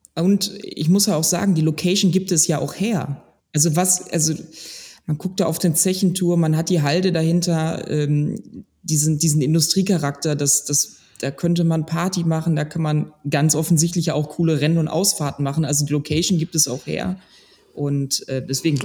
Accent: Ruhr area, North Rhine-Westphalia, Germany; ich bin eigentlich auch wie die anderen eigentlich ein Kind des Ruhrgebiets

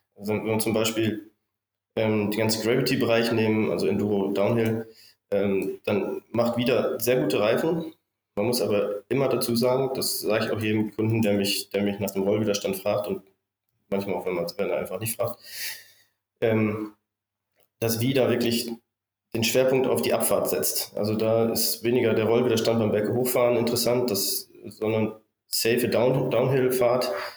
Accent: Bielefeld area, North Rhine-Westphalia, Germany; moved away as an adult; wieder in meiner Heimat hier in Richtung Bielefeld zu ziehen

